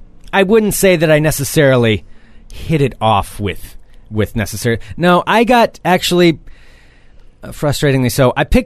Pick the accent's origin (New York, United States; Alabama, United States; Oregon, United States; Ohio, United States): Oregon, United States; Portland; I'm from Portland.